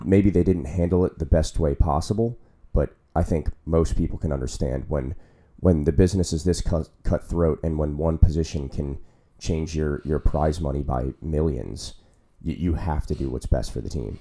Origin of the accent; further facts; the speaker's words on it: United States; as American fans